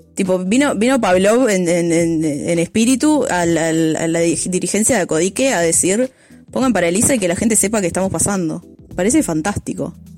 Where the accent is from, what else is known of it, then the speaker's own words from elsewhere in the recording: Montevideo, Uruguay; yo hablo de Montevideo, que es la partecita que conozco